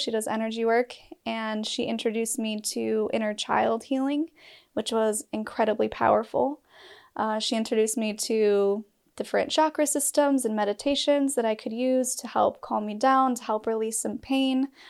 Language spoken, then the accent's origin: English; Utah, United States; I'm from Utah